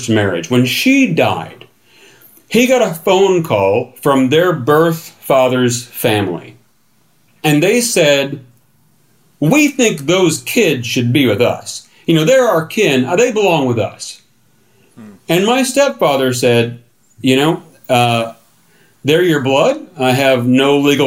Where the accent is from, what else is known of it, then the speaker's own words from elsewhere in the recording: the Ozarks, United States; moved away; the Ozarks. And this turns into kind of an impromptu tour of my hometown